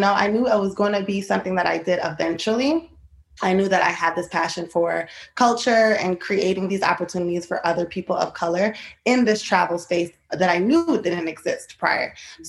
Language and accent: English; New York, United States; I am originally born and raised in Queens, New York. I grew up first generation American.